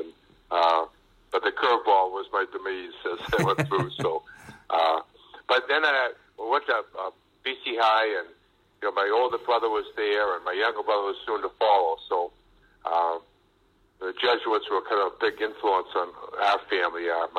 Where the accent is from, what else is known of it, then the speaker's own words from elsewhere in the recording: Watertown, Massachusetts, United States; I grew up in Watertown. I was one of 10 children, and my father was a physician.